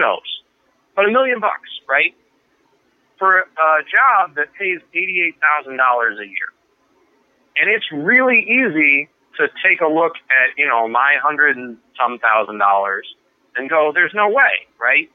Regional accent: Phoenix, Arizona, United States; moved away; also born or lived in Maryland; I was born in Phoenix

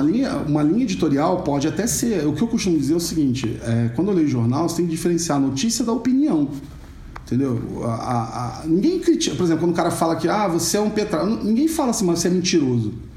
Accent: Rio de Janeiro, Brazil; accent: carioca chiado; moved away as an adult; now in São Paulo, Brazil; eu sou carioca, já devem ter percebido pelo chiado, não é uma panela de pressão, é um carioca. Eu moro em São Paulo há um pouco mais de 10 anos

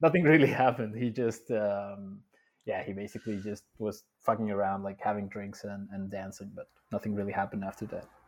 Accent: Mexico City, Mexico; moved away as an adult; also born or lived in Dubai; Born and raised in Mexico City for twenty-five years.

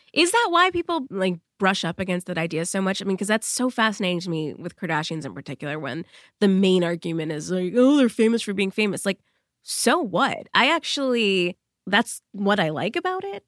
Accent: Massachusetts, United States; I'm from Massachusetts as well

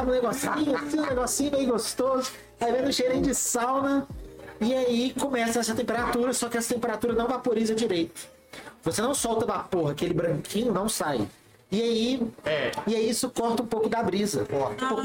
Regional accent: Santos, São Paulo, Brazil; now in Belo Horizonte, Brazil; estou em BH há dois anos, sou de Santos. nasci daqui, morei em Santos a vida inteira.

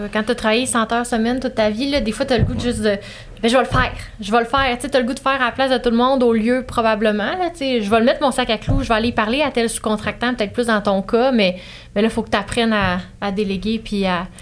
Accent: Estrie, Quebec, Canada; je viens de l'Estrie.

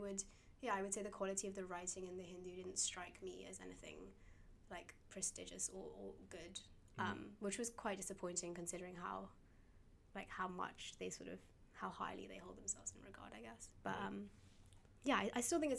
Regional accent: London, United Kingdom; I grew up in Shepherd's Bush, which is quite a diverse area within London.

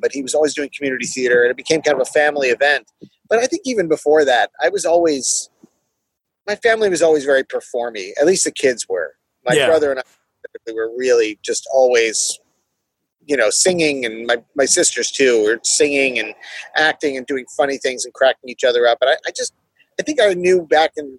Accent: Maryland, United States; also born or lived in Passaic, New Jersey / Flanders, New Jersey; I grew up in Maryland mostly, but I was born in Jersey

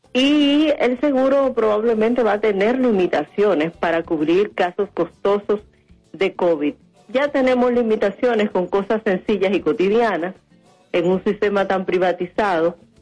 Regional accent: Dominican Republic; nosotros las dominicanas y los dominicanos

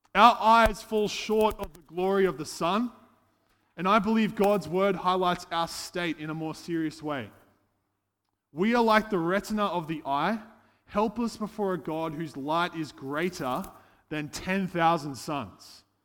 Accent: Casino, New South Wales, Australia; moved away as an adult; now in Gold Coast, Australia; I hail from Casino, uh, but now I've been living on the Gold Coast for the last seven years.

